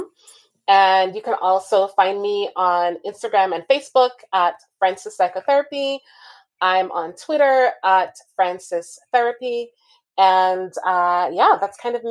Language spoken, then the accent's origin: English; Jamaica; moved away; growing up in Jamaica